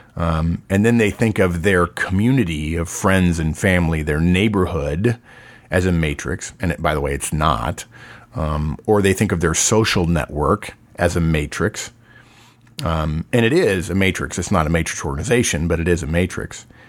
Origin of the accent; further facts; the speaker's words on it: Texas, United States; I'm from Texas and we have that saying